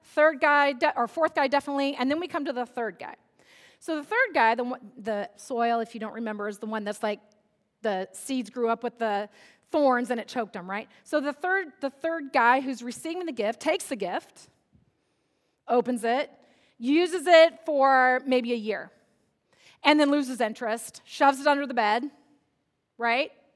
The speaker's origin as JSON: {"language": "English", "region": "Central California", "country": "United States", "tie": "born or raised there", "said": "I grew up in Central California where it is virtually a desert"}